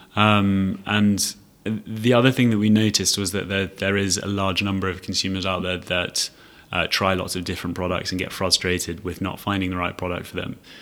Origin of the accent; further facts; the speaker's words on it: London, United Kingdom; moved away as an adult; also born or lived in Edinburgh / Leiden / Cambridge; now in Singapore; I was born in London um, and sort of studied in the UK, got a chance to go up to Edinburgh University to study